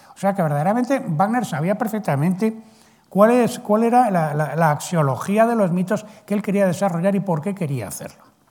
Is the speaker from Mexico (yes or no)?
no; Spain